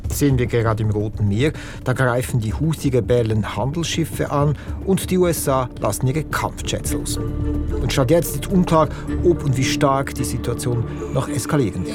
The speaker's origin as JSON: {"language": "German", "region": "Lucerne", "country": "Switzerland", "said": "ich bin Luzerner"}